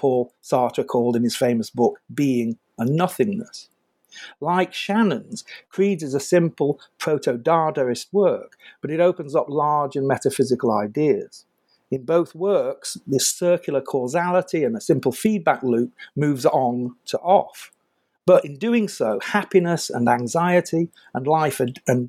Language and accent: English; United Kingdom; I'm British